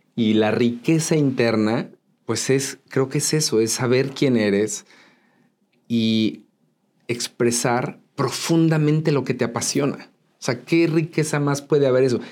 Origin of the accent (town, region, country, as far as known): Mexico City, Mexico; born or raised there; also born or lived in Tultepec, State of Mexico